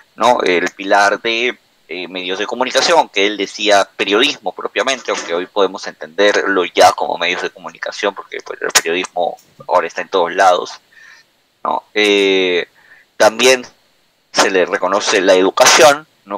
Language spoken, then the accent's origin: Spanish; Peru; en el Perú, para los que somos de Perú